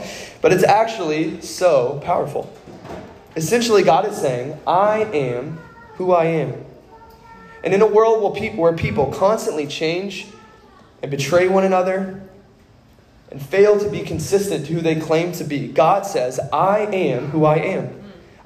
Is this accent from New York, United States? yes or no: no; Kentucky, United States; I grew up in Kentucky